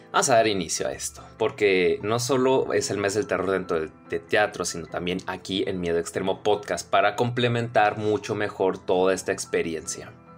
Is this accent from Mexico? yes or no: yes; Nogales, Sonora, Mexico; de aquí, de mi, de mi pueblito cagado, que se llama Nogales, que sea de Nogales, Sonora, México